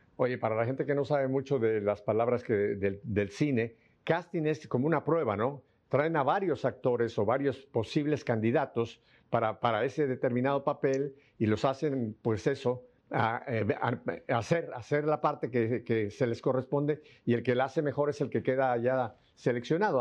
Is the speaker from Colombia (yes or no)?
no; Mexico; also born or lived in South Florida; now in Miami, United States; yo nací en México y a mí me tocó una infancia muy parecida a la que tú dices